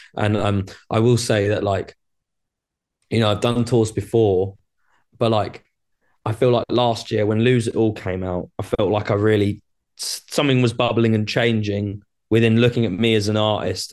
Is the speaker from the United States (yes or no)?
no; Brighton, South East England, United Kingdom; I'm from Brighton in the U K.